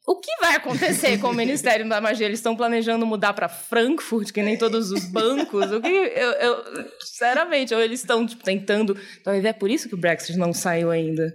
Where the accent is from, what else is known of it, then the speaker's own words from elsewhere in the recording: Florianópolis, Santa Catarina, Brazil; now in São Paulo, Brazil; eu cresci em Florianópolis